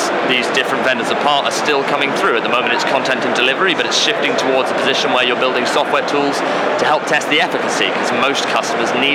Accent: London, United Kingdom; moved away as an adult; also born or lived in Bristol / South Wales; I grew up in Putney, just south of the river

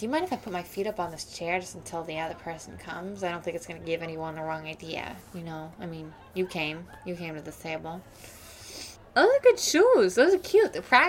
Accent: New York, United States; I was raised in New York

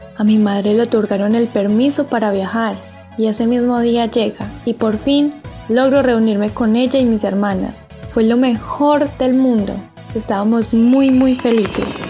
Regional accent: Colombia; now in Armenia, Colombia

